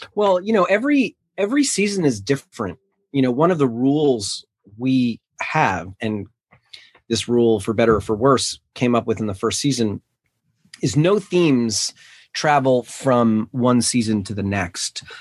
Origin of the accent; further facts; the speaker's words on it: New York City, New York, United States; I grew up in New York City, in Manhattan